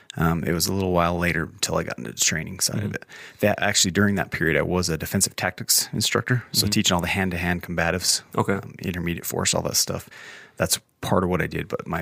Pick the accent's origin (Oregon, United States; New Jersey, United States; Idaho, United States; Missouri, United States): Idaho, United States; Roberts; born there; also born or lived in Williamsport, Pennsylvania / West Jordan, Utah / Guadalajara, Mexico; So I was born in Roberts, Idaho.